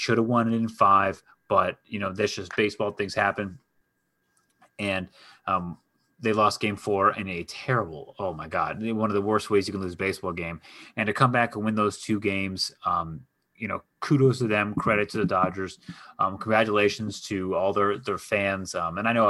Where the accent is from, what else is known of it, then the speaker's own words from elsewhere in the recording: Los Angeles, California, United States; we're all native Angelinos